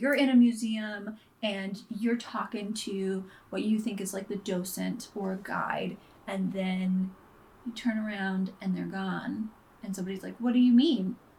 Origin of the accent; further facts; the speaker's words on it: Texas, United States; I'm from Texas.